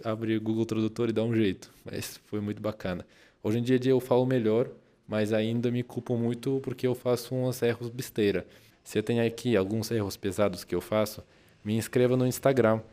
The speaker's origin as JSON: {"language": "Portuguese", "country": "Russia", "second_language": "Portuguese", "moved": "yes", "lives_now": "Brazil", "said": "eu sou russo"}